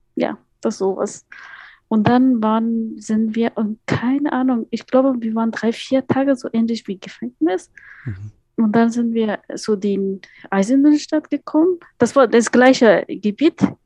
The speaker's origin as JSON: {"language": "German", "region": "Kabul", "country": "Afghanistan", "tie": "born or raised there", "second_language": "German", "moved": "as an adult", "lives_now": "Potsdam, Germany", "said": "ich bin in Afghanistan in Kabul geboren, aufgewachsen auch in Kabul. Als ich nach Deutschland gekommen bin, ich war 18 Jahre alt"}